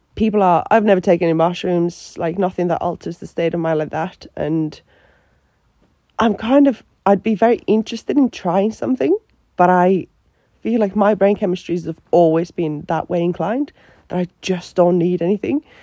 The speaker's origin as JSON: {"language": "English", "country": "Finland", "also_born_or_lived": "Australia", "second_language": "English", "moved": "as an adult", "lives_now": "Newcastle, United Kingdom", "said": "I'm from Finland"}